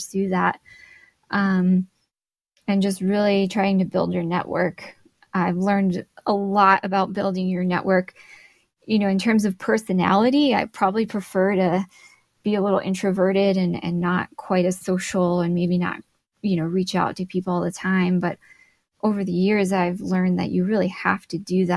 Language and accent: English; Glendale, Arizona, United States; moved away as an adult; now in Flagstaff, United States; my hometown where I grew up in Glendale, Arizona